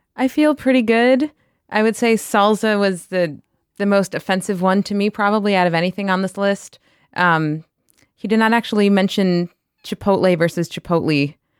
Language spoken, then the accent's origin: English; New York, United States; I grew up in New York